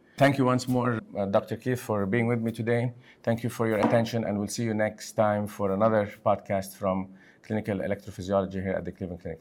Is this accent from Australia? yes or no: no; Lebanon; moved away; I'm originally from Lebanon